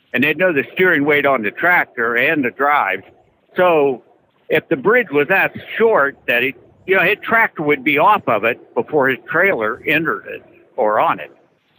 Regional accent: Canal Fulton, Ohio, United States; now in Iowa, United States; I'm from Ohio, Canal Fulton, Ohio.

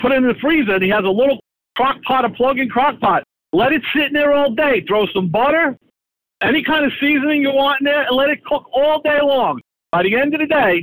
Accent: New York City, New York, United States; I grew up in Staten Island, New York, which is New York City.

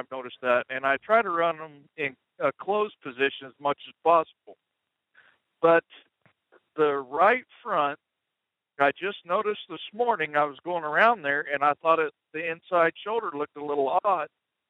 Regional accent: Alberta, Canada; The southern part, the Oklahoma part.

